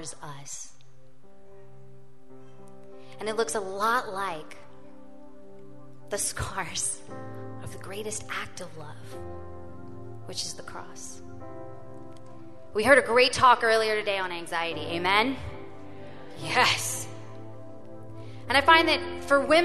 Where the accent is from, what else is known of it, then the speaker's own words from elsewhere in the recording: Louisiana, United States; I grew up in Louisiana